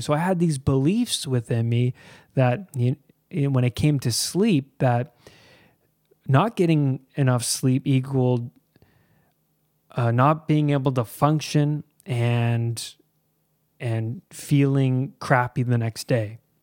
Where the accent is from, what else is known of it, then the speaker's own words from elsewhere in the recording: Pickering, Ontario, Canada; I grew up in Pickering, Ontario, and that is east of Toronto. I grew up here my whole life, pretty much